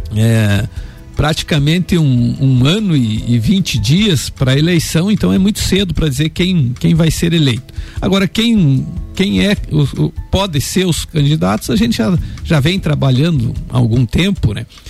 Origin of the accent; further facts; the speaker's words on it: Anita Garibaldi, Santa Catarina, Brazil; lá no Rosário, em Anitta Garibaldi, é onde eu nasci